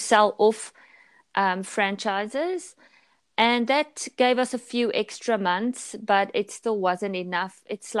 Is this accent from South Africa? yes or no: yes; South Africa; also born or lived in Pretoria; I'm from South Africa, and I live in Pretoria, which is a city, a quite large city in South Africa.